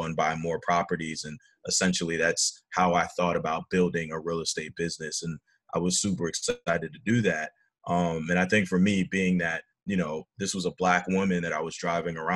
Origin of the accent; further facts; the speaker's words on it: New Jersey, United States; also born or lived in Lyon, France / Staten Island, New York / Florida; grew up in New Jersey and kind of called New Jersey home. So middle school, high school